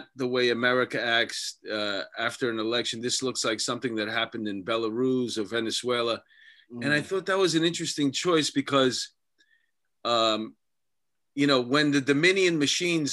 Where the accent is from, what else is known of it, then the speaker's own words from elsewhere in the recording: New York, United States; I'm a New Yorker